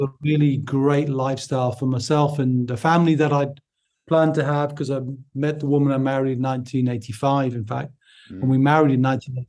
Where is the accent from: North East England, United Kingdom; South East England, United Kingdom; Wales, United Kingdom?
North East England, United Kingdom; Newcastle upon Tyne; accent: Newcastle; based in the Northeast, so my accent is from Newcastle upon Tyne, if people are trying to work that out.